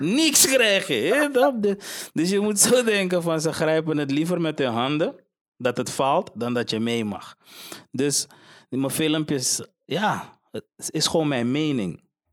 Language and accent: Dutch; Suriname; now in Netherlands; ik ga terug naar, naar, naar waar ik vandaan kom man. Ik ben blij met Suriname